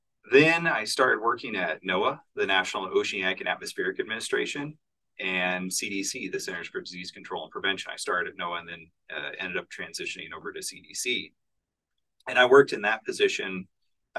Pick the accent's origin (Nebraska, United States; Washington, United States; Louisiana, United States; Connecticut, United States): Nebraska, United States; Bloomfield; born or raised there; moved away as an adult